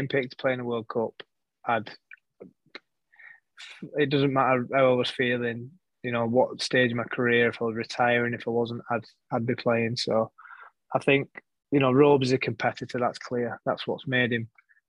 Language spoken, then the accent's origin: English; England, United Kingdom; I'm passionate about being English and representing in my country